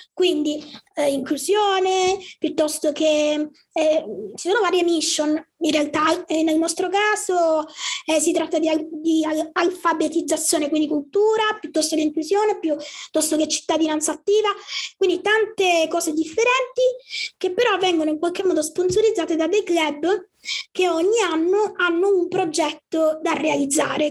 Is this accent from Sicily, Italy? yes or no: yes; Palermo, Sicily, Italy; sono di Palermo, quindi sono siciliana